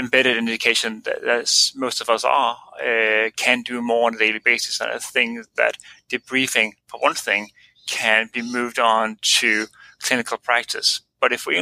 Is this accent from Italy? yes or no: no; Denmark; moved away as an adult; now in Australia; I'm an anesthetist from Denmark